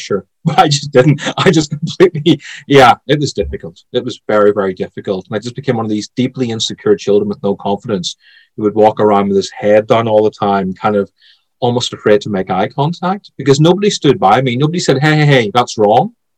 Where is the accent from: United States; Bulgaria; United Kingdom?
United Kingdom; Belfast, Northern Ireland; But as far as I'm concerned, I'm Irish. I was born in Belfast. I was raised there.